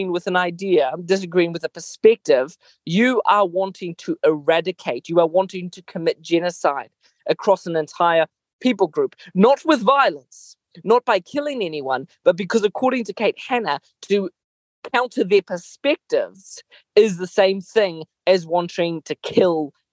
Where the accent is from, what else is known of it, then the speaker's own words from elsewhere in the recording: Mozambique; moved away; I grew up in Mozambique